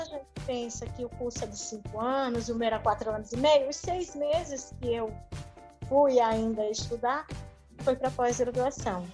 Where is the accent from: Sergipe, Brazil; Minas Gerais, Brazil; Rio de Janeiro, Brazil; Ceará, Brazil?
Sergipe, Brazil; moved away as an adult; also born or lived in Ribeirão Preto; now in Curitiba, Brazil; eu sou de Sergipe, mas na minha cidade só tinha uma universidade